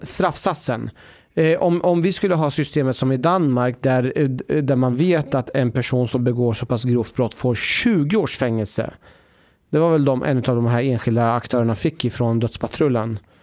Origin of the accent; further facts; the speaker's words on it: Sweden; vår identitet som svensk